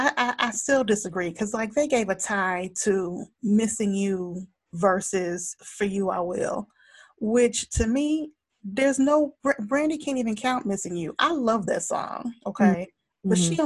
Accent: Georgia, United States; Like I tell my kids, I'm from Zone 6.

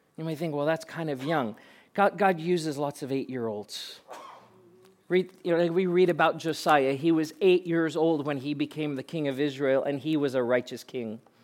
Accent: Pretoria, Gauteng, South Africa; moved away; I was born and raised in South Africa and spent eighteen years of my life growing up in Pretoria

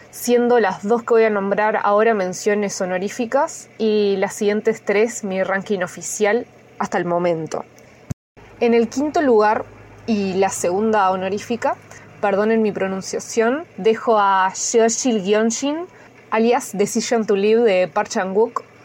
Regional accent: Uruguay; Hola, bueno, buenas mañanas, tardes o noches para todos. … de Uruguay.

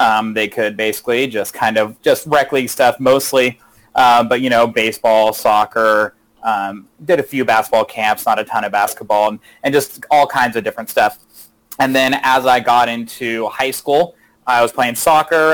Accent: Manteca, California, United States; also born or lived in Modesto; now in Ripon, United States; I actually grew up in Manteca

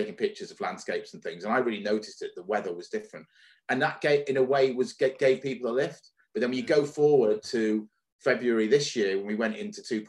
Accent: the north of England, United Kingdom; We lived in the north of England. We didn't live in London. I'm not a Londoner. We didn't live too far away from Liverpool.

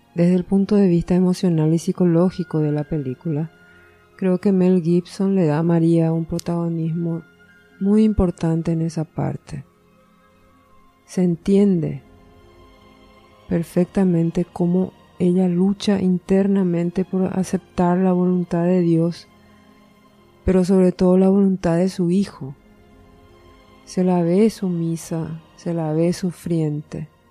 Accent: Asunción, Paraguay; also born or lived in Rio de Janeiro, Brazil / Argentina; Y yo soy asuncena. Viví toda mi vida en Asunción, salvo que nací en Río de Janeiro, Brasil. Pero a los cuatro años volvimos

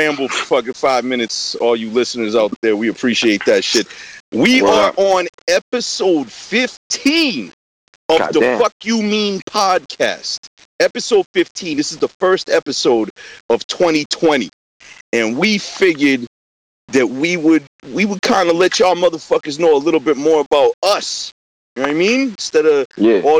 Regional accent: suburb of Boston, Massachusetts, United States; also born or lived in New York; I was born in a suburb about 10 minutes outside of Boston, Massachusetts.

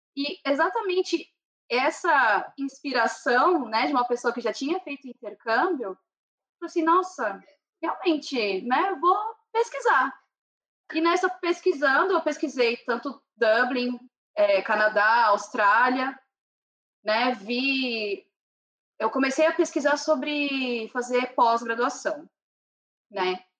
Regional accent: São Paulo, Brazil; moved away as an adult; now in Ireland; eu sou de São Paulo capital, nasci e cresci em São Paulo

